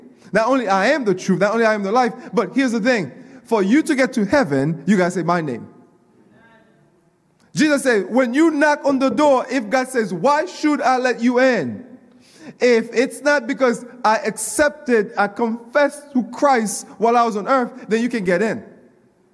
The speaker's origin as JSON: {"language": "English", "town": "Coral Springs", "region": "Florida", "country": "United States", "tie": "born or raised there", "said": "I grew up in Coral Springs"}